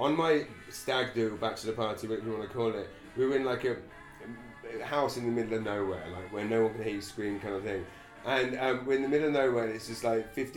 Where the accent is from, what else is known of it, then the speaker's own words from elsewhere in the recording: England, United Kingdom; moved away as an adult; now in Saint John, Canada; as a kid, I was just an English kid in an English school